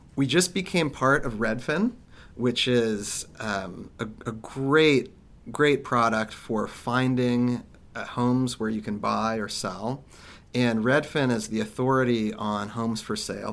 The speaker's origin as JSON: {"language": "English", "region": "Kansas", "country": "United States", "tie": "born or raised there", "said": "I grew up in Kansas"}